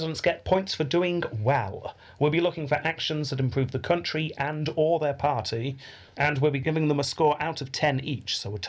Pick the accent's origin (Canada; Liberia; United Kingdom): United Kingdom; We are British.